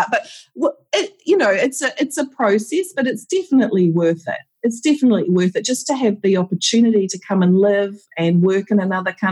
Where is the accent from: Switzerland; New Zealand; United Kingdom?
New Zealand; I don't know whether it's being just a Kiwi as well, but a strong work ethic, pulling together, looking after each other